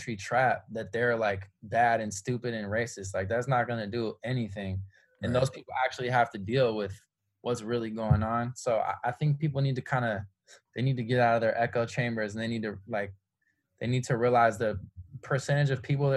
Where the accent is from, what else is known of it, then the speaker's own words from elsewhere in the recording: San Francisco, California, United States; moved away as an adult; now in Los Angeles, United States; I come from San Francisco, extremely liberal, extremely progressive. I was raised, you know, in a culture that values equality above all else